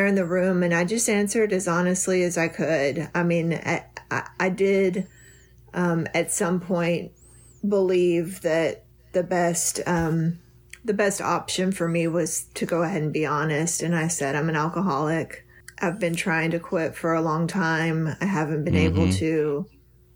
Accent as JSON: {"language": "English", "region": "Texas", "country": "United States", "also_born_or_lived": "Florida", "moved": "as an adult", "said": "I moved back to Texas. I'm from Texas"}